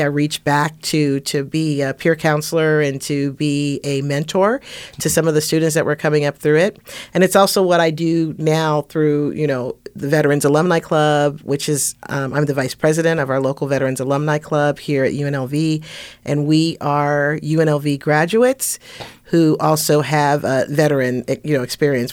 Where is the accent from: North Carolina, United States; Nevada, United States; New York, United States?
Nevada, United States; Las Vegas; I'm from Las Vegas, since nineteen eighty.